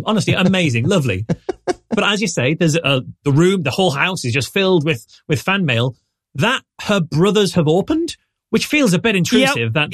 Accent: United Kingdom; I'm British

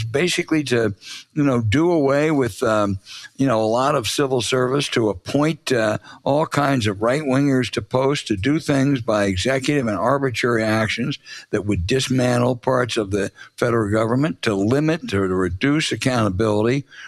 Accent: Washington, District of Columbia, United States; my hometown of Washington, D.C.

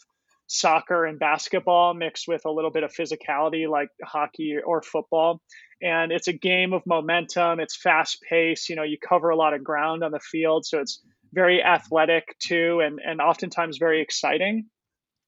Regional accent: Boulder, Colorado, United States; I grew up in Boulder, Colorado

